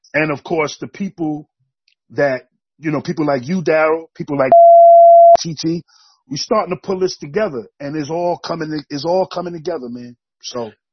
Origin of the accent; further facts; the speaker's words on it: New York City, New York, United States; moved away as an adult; now in Bennington, United States; I grew up in Brooklyn, New York. Um, I moved up to Bennington, Vermont, back in '95 to go to college